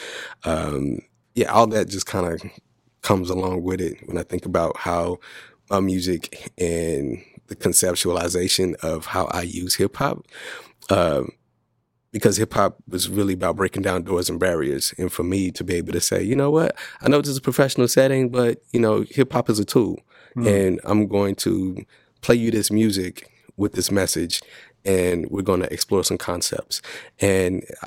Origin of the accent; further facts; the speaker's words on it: Dallas, Texas, United States; I'm from Dallas, so I grew up Southern Baptist